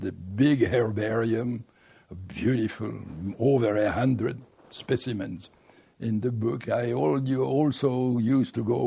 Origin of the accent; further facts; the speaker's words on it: Dijon, Bourgogne-Franche-Comté, France; English is a second language; moved away as an adult; also born or lived in Paris, France / Houston, United States; now in United States; I was born in Dijon, in Burgundy.